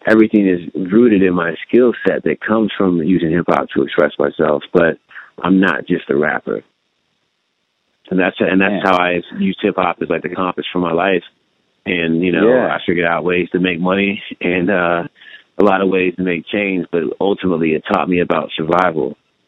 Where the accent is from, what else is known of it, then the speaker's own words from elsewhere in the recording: California, United States; born there; basically I was born in California, and we drove across the interstate following telecommunications work for my dad.